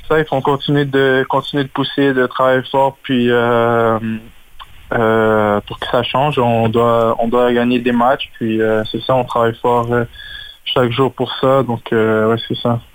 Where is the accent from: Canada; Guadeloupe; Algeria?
Canada; Laval, Quebec; j'ai grandi à Laval